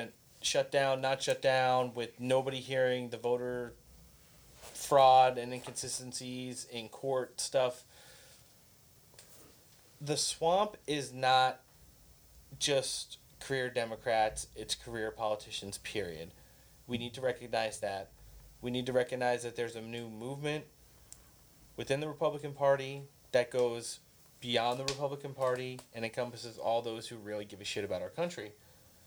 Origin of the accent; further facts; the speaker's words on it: Southern California, United States; we're all from Southern California